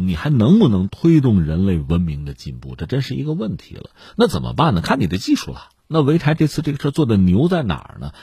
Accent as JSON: {"language": "Chinese", "country": "China", "said": "让我们中国人感到非常高兴"}